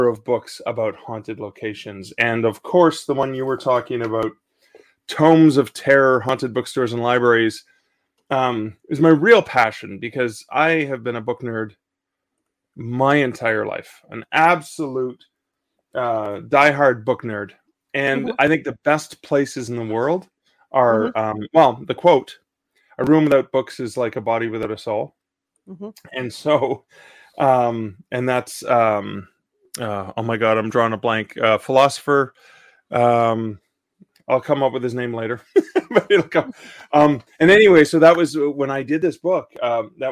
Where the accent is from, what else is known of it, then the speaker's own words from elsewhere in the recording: mid-northern Ontario, Canada; also born or lived in Ottawa, Canada; now in Hamilton, Canada; where I grew up in mid-northern Ontario